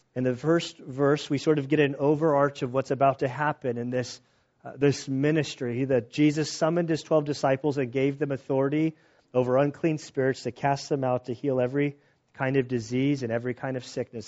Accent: United States; being an American

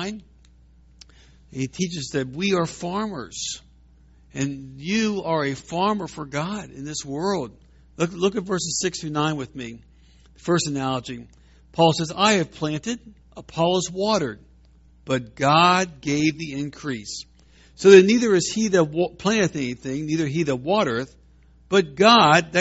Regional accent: Washington, District of Columbia, United States; also born or lived in southeastern Virginia; now in Virginia, United States; I grew up in Washington, D.C. I grew up inside the Beltway

